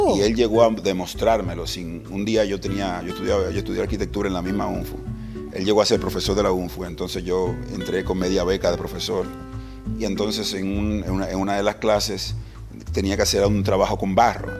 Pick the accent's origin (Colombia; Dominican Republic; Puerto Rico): Dominican Republic; Santo Domingo, Distrito Nacional; Nací en, ese momento en las afueras de Santo Domingo, un barrio que se llama Herrera